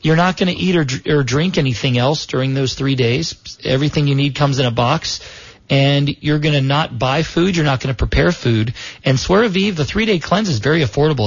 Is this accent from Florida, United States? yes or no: yes; South Florida, United States; where I was raised in South Florida